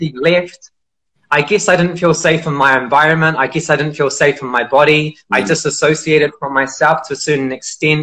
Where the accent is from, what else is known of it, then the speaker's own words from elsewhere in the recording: Auckland, New Zealand; I grew up in New Zealand. I grew up in a city called Auckland, in West Auckland